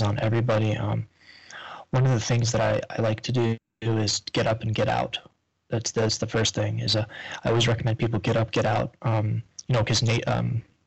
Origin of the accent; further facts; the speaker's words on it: New York, United States; moved away as an adult; now in Florida, United States; I'm from up north. I'm from New York